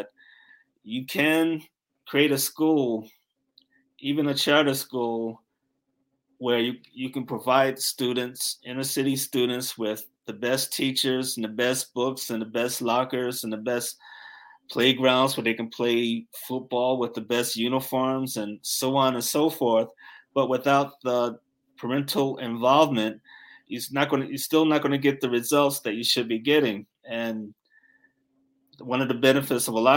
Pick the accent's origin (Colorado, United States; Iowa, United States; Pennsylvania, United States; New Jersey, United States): New Jersey, United States; Newark; I grew up in Newark, New Jersey